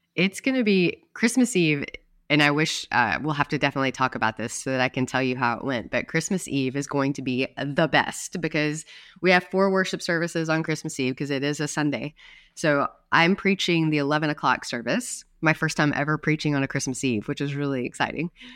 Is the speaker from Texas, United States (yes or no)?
no; North Carolina, United States; moved away; my hometown pilgrimage